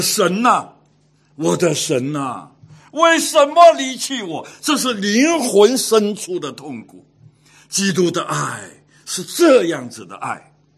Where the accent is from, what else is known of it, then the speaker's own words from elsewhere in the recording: Hong Kong; 从 小在香港长大，十二三岁的时候就出来鬼混